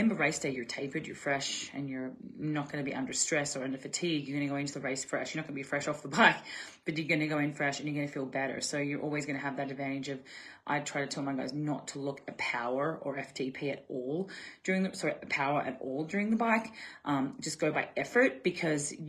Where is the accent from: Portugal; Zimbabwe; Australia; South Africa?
Australia; I'm Aussie